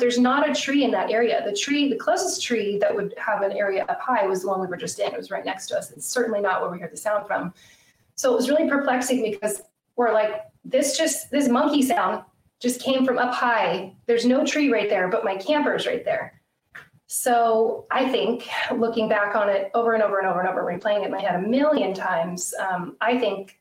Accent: Idaho, United States; also born or lived in Lake Tahoe, California / California; now in Washington, United States; I grew up in Idaho

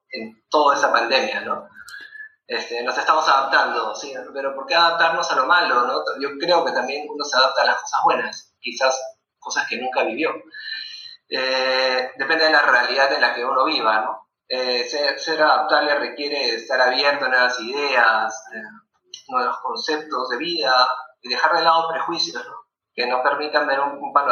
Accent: Lima, Peru; also born or lived in Tacna, Peru; soy peruano, nacido en Lima. Mi vida transcurrió la mitad de mi vida al sur del Perú, en Tacna, frontera con Chile.

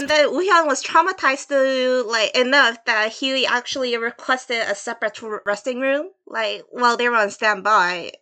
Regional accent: Seoul, South Korea; I am Korean from Seoul, South Korea.

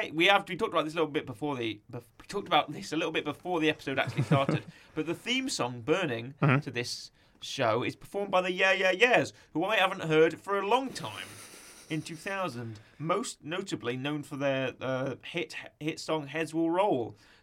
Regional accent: Utica, New York, United States; Upper New York, Upper New York, really? Because I'm from Utica, and I've never heard of the phrase steamed hams.

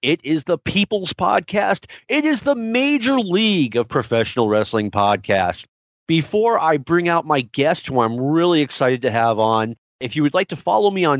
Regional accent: New York City, New York, United States; I'm from Jackson Heights

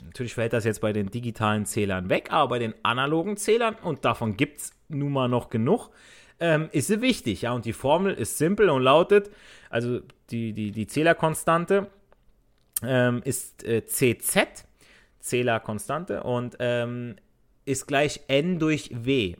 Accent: Italy; now in Germany; ich als Italiener

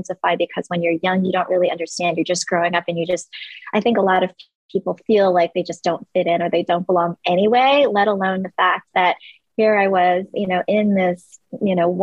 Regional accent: Long Island, New York, United States; also born or lived in Korea; Long Island, New York, where I grew up

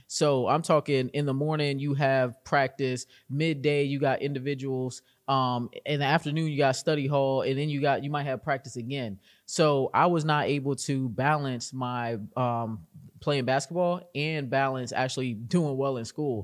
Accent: Arlington, Virginia, United States; I'm from Arlington, Virginia, and I got into GovTech at a very young age

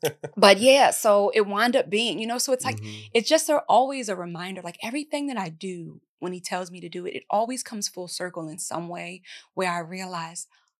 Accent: East Coast, United States; It's now I'm from the East Coast, so my family act like fools.

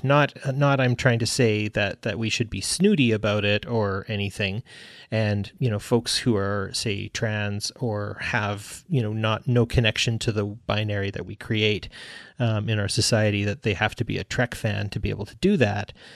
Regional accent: Canada; I'm, I'm Canadian, too

